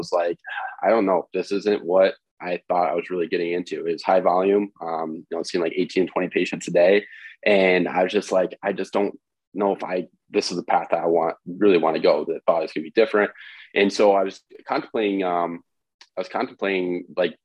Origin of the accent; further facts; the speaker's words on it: Independence, Iowa, United States; I grew up in Independence, Iowa, Midwest.